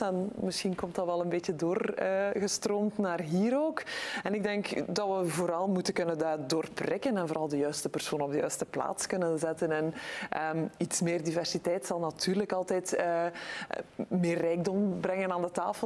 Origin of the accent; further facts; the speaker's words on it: Belgium; als Belgische, als Europese